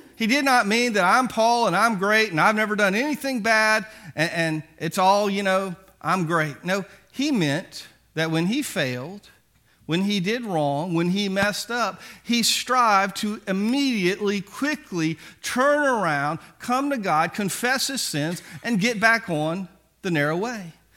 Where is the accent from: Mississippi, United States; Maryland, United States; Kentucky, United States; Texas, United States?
Mississippi, United States; Biloxi; I grew up in Biloxi